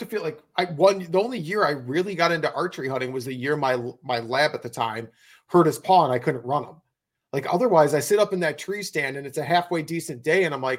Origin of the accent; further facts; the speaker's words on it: Wisconsin, United States; my home state of Wisconsin